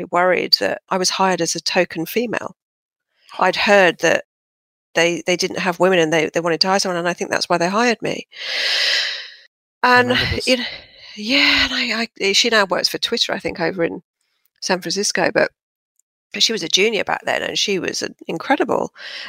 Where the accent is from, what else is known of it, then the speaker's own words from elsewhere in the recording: Fulham, London, United Kingdom; moved away as an adult; now in Sydney, Australia; But yeah, I'm originally from southwest London, Fulham, as you can probably tell by my impeccable accent, which I've hung on to dearly, although the Brits will probably be going, oh, she's got that Aussie twang, which is annoying.